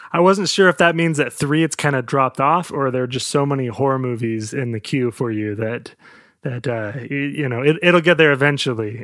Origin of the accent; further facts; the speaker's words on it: United States; I'm American